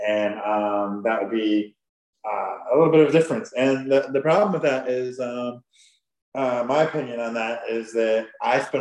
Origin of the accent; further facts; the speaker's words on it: Huntington, Indiana, United States; now in Fishers, United States; I grew up in Huntington, Indiana, which is up north by Fort Wayne, Indiana